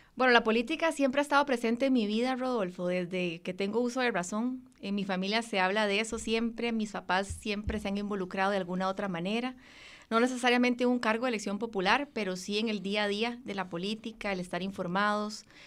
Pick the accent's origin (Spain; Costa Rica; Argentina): Costa Rica; Moravia, San José; also born or lived in Mora, San José / Escazú; Eh, Moravia, en San José, sin embargo tengo raíces de Guanacaste y de Punta Arenas